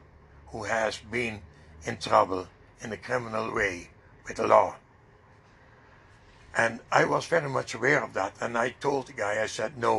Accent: Netherlands; now in Canada

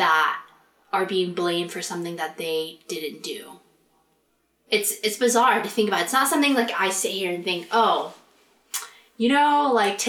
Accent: United States; us as Asian Americans

